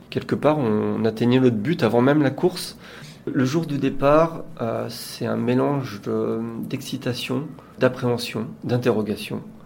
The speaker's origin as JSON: {"language": "French", "town": "Saint-Malo", "region": "Brittany", "country": "France", "tie": "born or raised there", "said": "je suis originaire de Saint-Malo"}